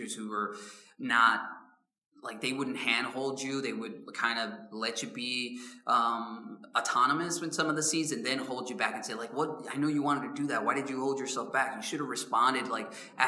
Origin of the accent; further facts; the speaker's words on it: Chicago, Illinois, United States; I'm from South Side of Chicago